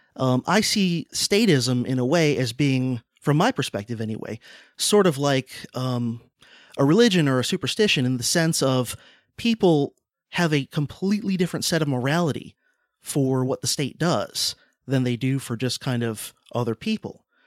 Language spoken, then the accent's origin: English; Deep South, United States; I'm from the South, from the Deep South